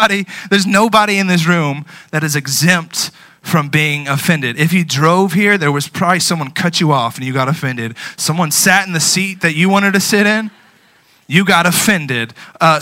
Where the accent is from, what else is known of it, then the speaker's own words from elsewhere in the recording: United States; I love being an American